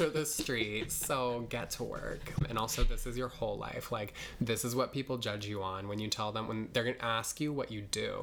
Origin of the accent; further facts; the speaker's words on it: Nebraska, United States; now in New York, United States; I grew up in Nebraska